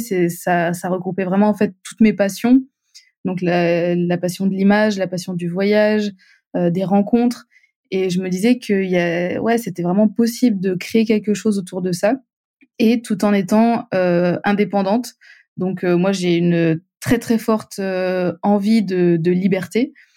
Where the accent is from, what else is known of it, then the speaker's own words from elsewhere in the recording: Montpellier, Occitania, France; je viens du sud de la France, à Montpellier